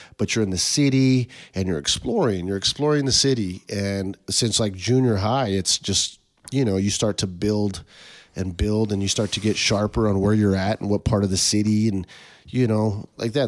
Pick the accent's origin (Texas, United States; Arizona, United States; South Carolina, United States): Arizona, United States; Tucson; growing up on the West Side, all my friends went to Maxwell, which was like a West Side school, um, but because of the districts and boundaries, I got bussed to Mansfield